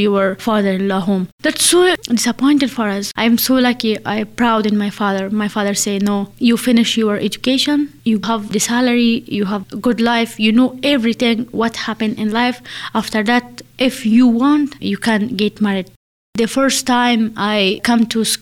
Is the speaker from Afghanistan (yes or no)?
yes; Afghanistan; English is a second language; moved away as an adult; now in United Kingdom; I am from Afghanistan.